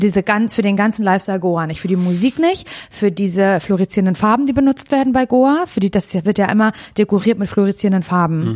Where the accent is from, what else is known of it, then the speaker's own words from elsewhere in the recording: Parchim, Mecklenburg-Vorpommern, Germany; moved away; wieder in meine Heimatstadt Parchim gefahren